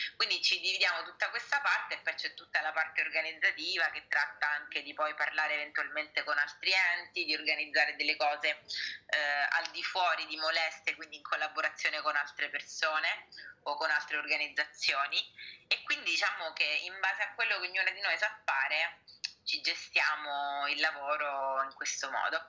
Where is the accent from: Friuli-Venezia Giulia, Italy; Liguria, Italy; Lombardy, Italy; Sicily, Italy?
Sicily, Italy; now in Rome, Italy; io sia eh, diciamo di nascita siciliana come voi, eh, io sono attiva qui da Lazio, da Roma